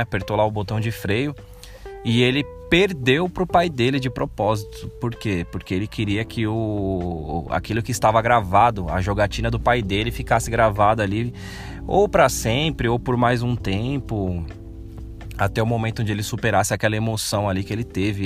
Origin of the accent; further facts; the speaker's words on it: Brazil; como bom brasileiro